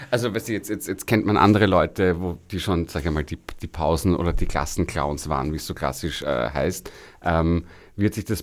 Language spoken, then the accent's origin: German; Kitzbühel, Tyrol, Austria; now in Vienna, Austria; ich bin aus Kitzbühel.